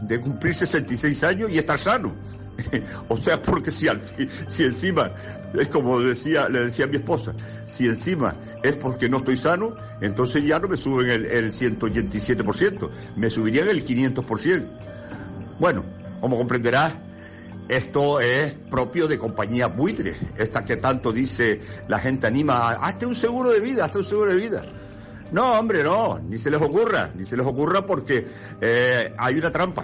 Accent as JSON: {"language": "Spanish", "country": "Spain", "said": "como buen español"}